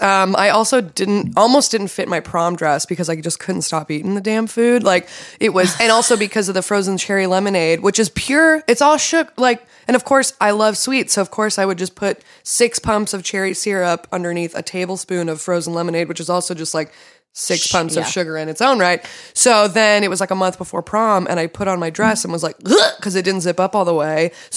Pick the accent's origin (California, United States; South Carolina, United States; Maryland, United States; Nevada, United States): California, United States; Torrance; I grew up in Torrance.